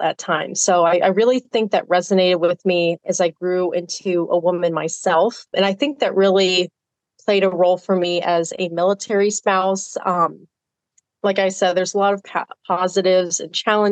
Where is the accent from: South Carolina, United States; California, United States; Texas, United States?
Texas, United States; South; I grew up in South Texas